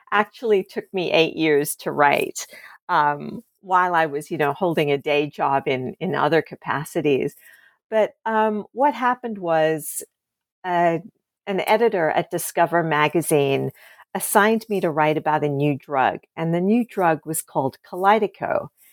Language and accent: English; Australia; moved away; I grew up in Australia